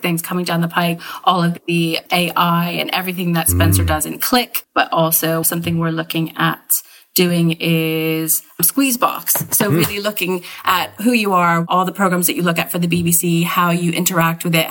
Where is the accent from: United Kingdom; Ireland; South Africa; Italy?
United Kingdom; as British citizens